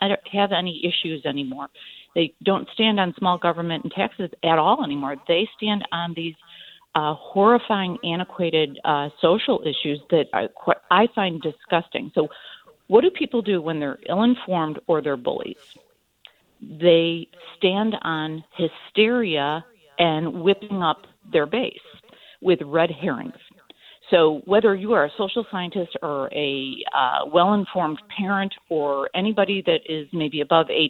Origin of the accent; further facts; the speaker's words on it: Midwest, United States; I'm from the Midwest.